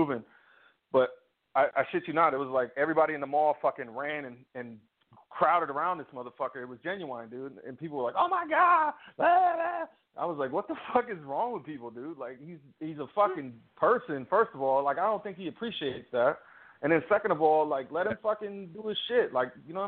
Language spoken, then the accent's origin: English; Virginia, United States; growing up in Virginia